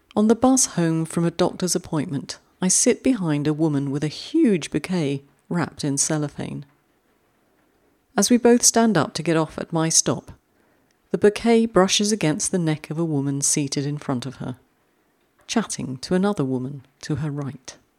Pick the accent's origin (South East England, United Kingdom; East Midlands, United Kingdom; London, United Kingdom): London, United Kingdom; moved away; I'm a fellow Londoner. And you can take the girl out of London, but you can't take London out of the girl.